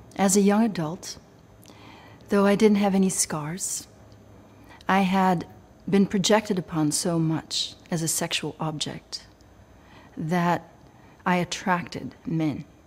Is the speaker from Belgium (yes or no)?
yes; Belgium; I was raised in Belgium